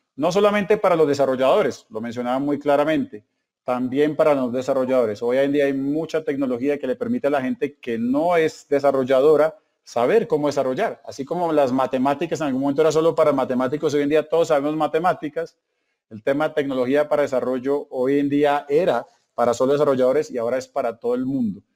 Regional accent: Colombia

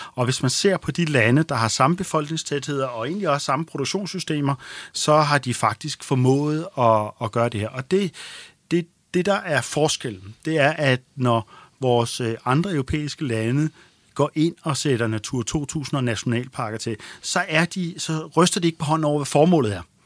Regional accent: Denmark; vi som danskere

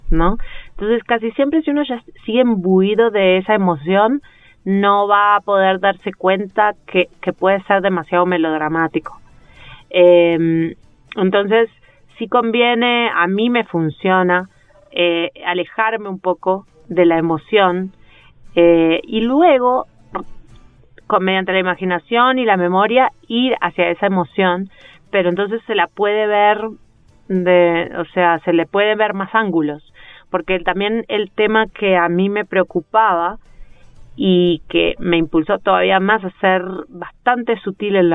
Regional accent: Uruguay; also born or lived in Buenos Aires / Nueva York / Chile; now in Bogotá, Colombia; Este, entonces, el tema, igual desde la primera vez que me fui de Uruguay

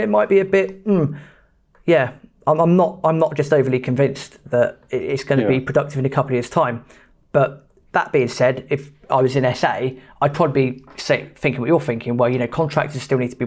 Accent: United Kingdom; being British

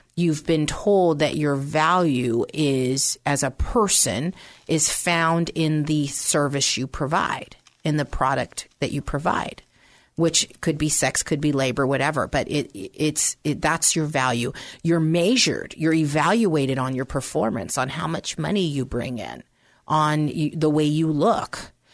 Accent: San Francisco, California, United States; also born or lived in Pennsylvania; I was born in Pennsylvania, but um, from the age of two on up, I uh, was raised in San Francisco

